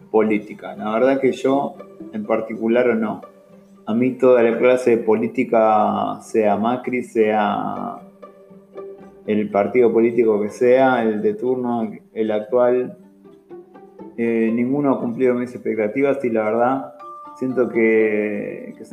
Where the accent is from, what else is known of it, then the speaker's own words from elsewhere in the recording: Argentina; siento que como argentino